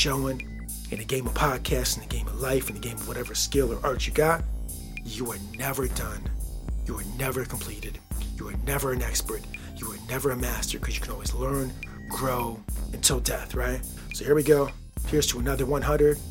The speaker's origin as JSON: {"language": "English", "region": "Michigan", "country": "United States", "tie": "born or raised there", "said": "I grew up here, the culture, and I was raised in the Midwest, state of Michigan"}